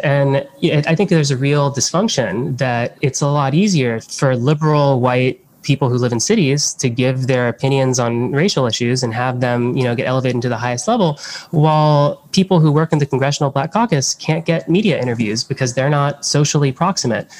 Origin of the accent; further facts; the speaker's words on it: Miami, Florida, United States; I grew up in Miami